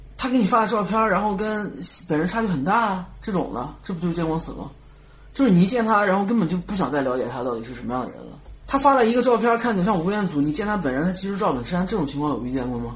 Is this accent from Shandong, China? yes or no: yes; Shandong, China; 也不是说我是北方人或山东人怎么样